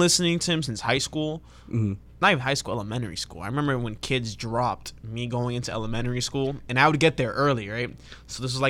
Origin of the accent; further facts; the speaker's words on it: New York, United States; As a New Yorker